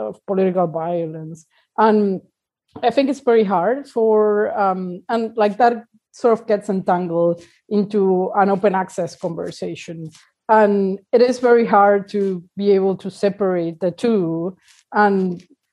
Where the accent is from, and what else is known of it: Argentina; now in Uruguay